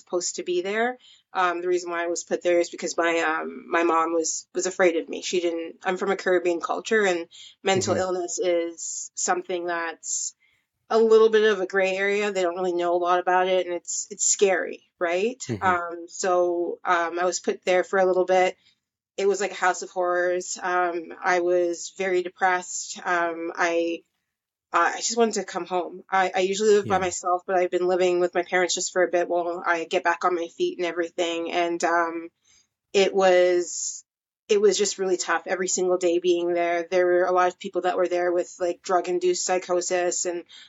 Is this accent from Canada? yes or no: yes; Canada; also born or lived in Mississauga, Ontario; I'm from Canada. I live close to Toronto in a city called Mississauga.